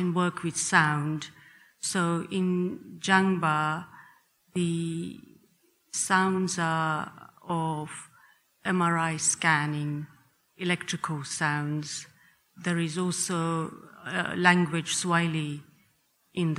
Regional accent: Uganda; I was born in Uganda

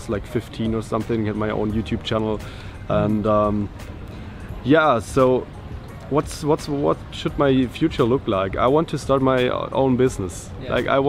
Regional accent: Germany; I'm from Germany.

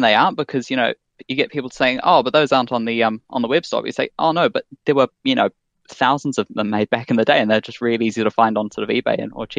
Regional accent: Wellington, New Zealand; I'm from Wellington, New Zealand, and so I've been obviously native to watching the films since I was very young.

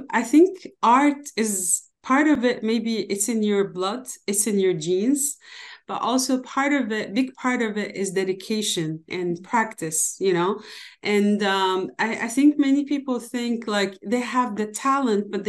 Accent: Damascus, Damascus Governorate, Syria; Yeah, i am born and raised in Damascus, Syria, as you mentioned.

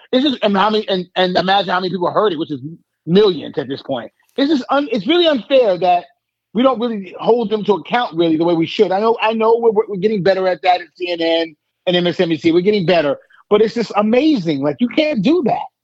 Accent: New York, United States; now in Atlanta, United States; I'm from New York

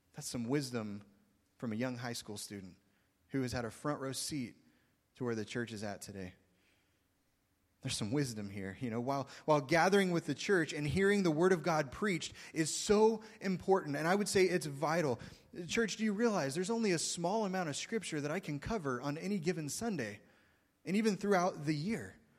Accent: Oklahoma, United States; moved away; I'm from Oklahoma

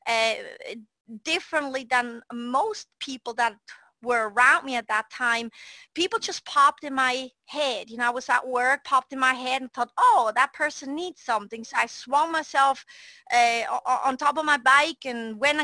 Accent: Switzerland; moved away; I was a redhead girl growing up in Switzerland, Europe

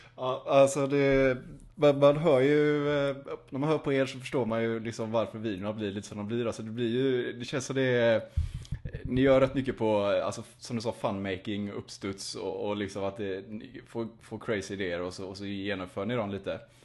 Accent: Gothenburg, Västra Götaland, Sweden; som göteborgare

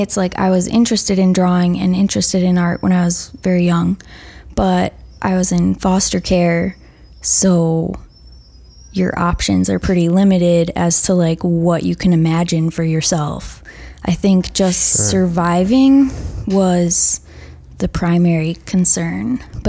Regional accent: Manitowoc, Wisconsin, United States; moved away as an adult; now in Minnesota, United States; That's my hometown.

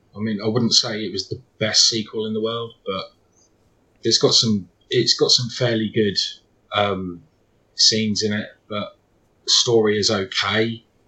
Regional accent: United Kingdom; I am British

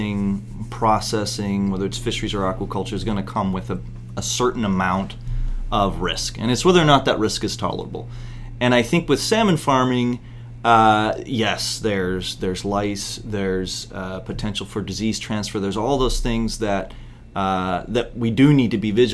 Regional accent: Bristol Bay, Alaska, United States; I'm from Alaska and from Bristol Bay and a fishing family

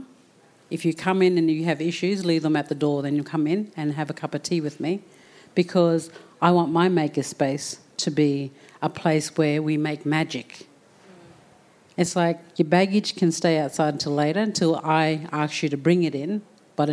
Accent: Townsville, Queensland, Australia; also born or lived in Murray Island; I was born in Townsville, but my family come from Murray Island.

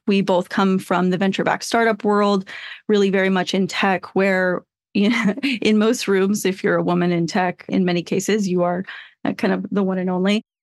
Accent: Flagstaff, Arizona, United States; moved away; also born or lived in Portland, Oregon; I grew up in Flagstaff, Arizona, and then I also grew up in Portland, Oregon

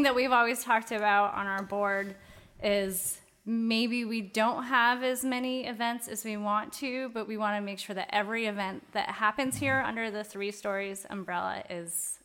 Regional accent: Geneva, New York, United States; I am from Geneva

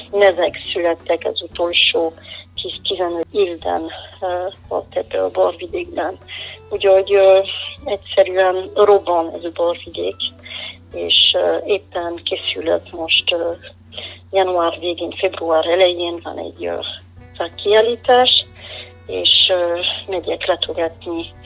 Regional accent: Pays de la Loire, France; Hungarian is a second language; moved away as an adult; also born or lived in Tokaj, Hungary; now in Hungary; A Loire völgyön születtem, eh, pedig hát eh, ez rész a Loárnak, ami eléggé közel áll az óceánhoz.

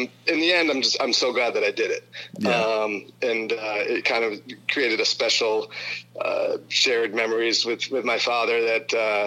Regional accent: Brunswick, Maine, United States; I grew up in and around the Bowdoin College campus

